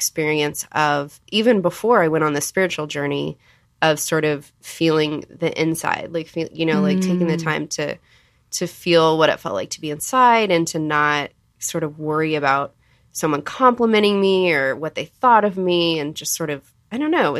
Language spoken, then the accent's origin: English; Texas, United States; I'm from Texas, which isn't technically the South